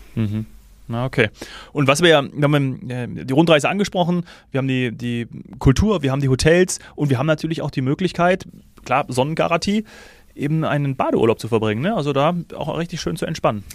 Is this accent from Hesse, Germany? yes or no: yes; Hesse, Germany; Als gebürtiger Hesse